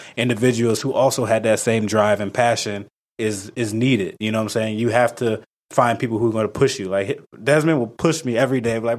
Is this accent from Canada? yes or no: no; Ghana; That kind of pushed me to learn more about outside of just being Ghanaian, but also American, Black, had Hispanic friends